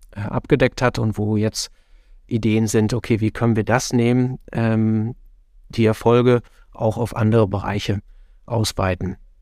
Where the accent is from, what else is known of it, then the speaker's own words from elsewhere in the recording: northwest Germany, Germany; moved away as an adult; now in Netherlands; als jemand, der aus gebürtig aus Nordwestdeutschland kommt, da immer noch tief verwurzelt ist